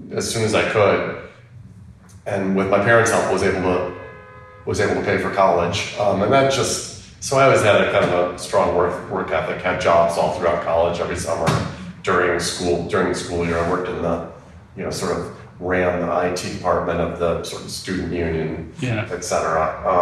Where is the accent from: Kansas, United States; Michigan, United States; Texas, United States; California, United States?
Michigan, United States; Detroit; moved away